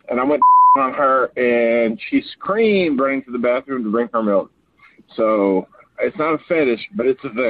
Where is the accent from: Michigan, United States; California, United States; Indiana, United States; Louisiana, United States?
Louisiana, United States; I'm from Louisiana